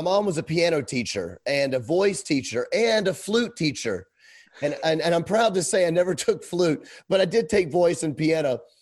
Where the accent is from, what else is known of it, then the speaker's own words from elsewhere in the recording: Memphis, Tennessee, United States; moved away as an adult; now in Kenosha, United States; I was raised in Memphis, Tennessee, Bible Belt.